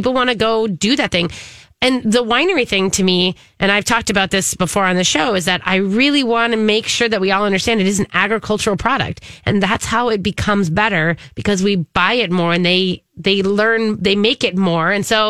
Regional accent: Minnesota, United States; I think it's like one of those things where you got to do it at least once as a Minnesotan.

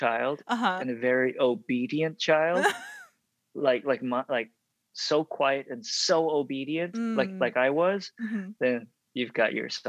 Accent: Dallas, Texas, United States; So at the time, growing up in the Dallas area, if you look at any JCPenney or Dillard's catalog from like the late 80s to early 90s, if there's an Asian kid in there, that's me.

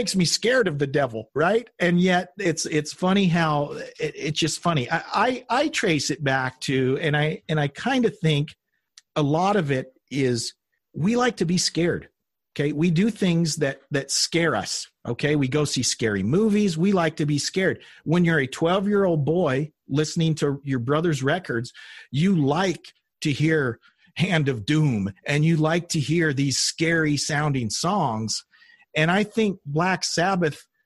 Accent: the Bible Belt, United States; I grew up in the Bible Belt

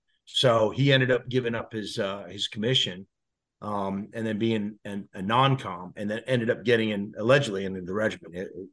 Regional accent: New Jersey, United States; moved away as an adult; also born or lived in Prescott, Arizona / Virginia; I was born and raised in Jersey. New Jersey.

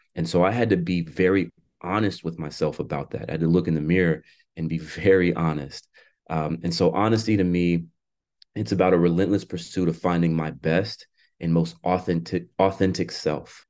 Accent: Florida, United States; now in Washington, United States; my home state of Florida

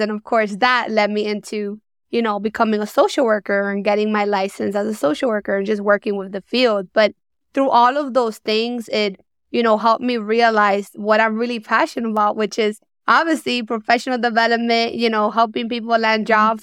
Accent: New York City, New York, United States; Born and raised in New York

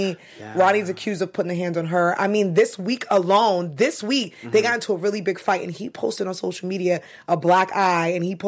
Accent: New York City, New York, United States; I am from Brooklyn

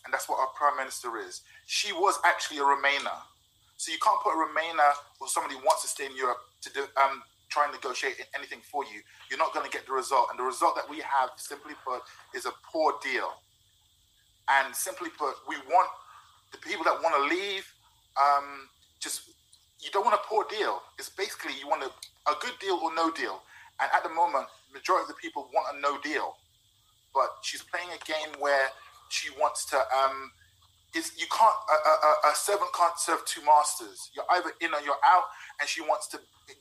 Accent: London, United Kingdom; I'm from London

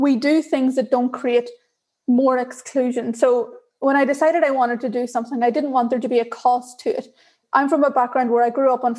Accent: Ireland; accent: Irish; I'm Irish by my accent. And so I grew up in Ireland.

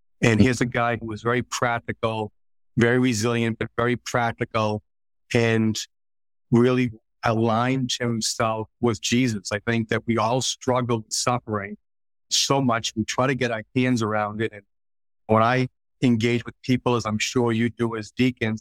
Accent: Boston, Massachusetts, United States; So we grew up in Southeast. So Southeast, for those of you who aren't familiar, kind of home of Goodwill Hunting, if you will.

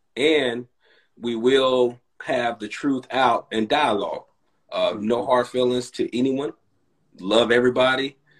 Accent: Gary, Indiana, United States; accent: little Southern twang; I came I came from Gary, Indiana, which is in the Midwest

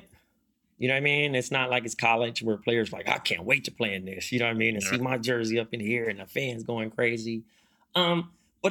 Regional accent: Compton, California, United States; I'm from Compton

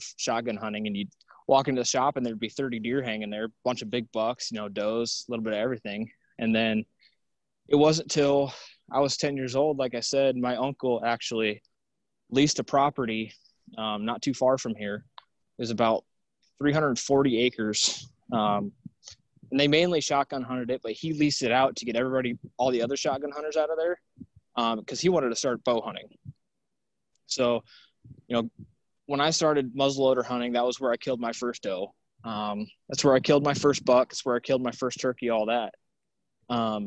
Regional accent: Cedar Rapids, Iowa, United States; now in Springville, United States; I'm from Cedar Rapids, Iowa. I live in Springville, Iowa now, which is just east of Cedar Rapids.

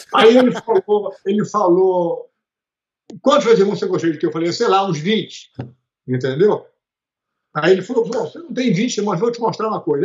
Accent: Rio de Janeiro, Brazil; also born or lived in Teresópolis; a gente vinha do Rio de Janeiro para passar o fim de semana em Teresópolis

